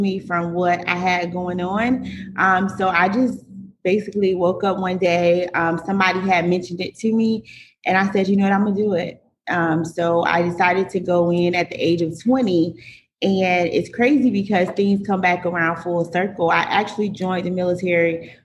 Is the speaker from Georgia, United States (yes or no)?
no; Fort Lauderdale, Florida, United States; now in Jacksonville, United States; I'm actually from Fort Lauderdale, Florida. And I currently reside in Jacksonville, Florida